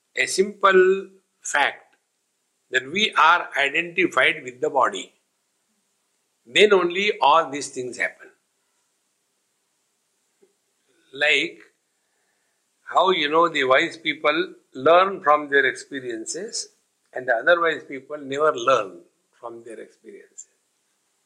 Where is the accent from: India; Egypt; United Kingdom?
India; I am Indian, here I refers to the nationality that I have.